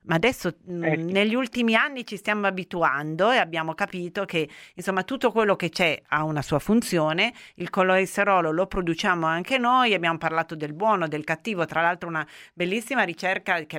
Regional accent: Turin, Piedmont, Italy; la menta, noi che tutte e due siamo di Torino, no?

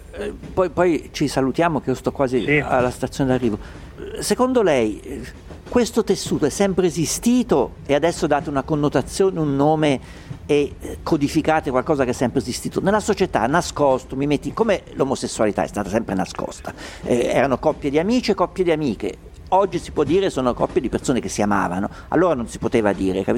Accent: Umbria, Italy; io sono umbro, da piccolo ho vissuto in una società rurale perché mio padre aveva la campagna

